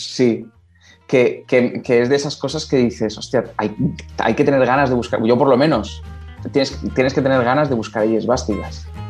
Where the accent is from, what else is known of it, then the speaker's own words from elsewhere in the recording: Valencian Community, Spain; yo soy el primer valenciano de mi familia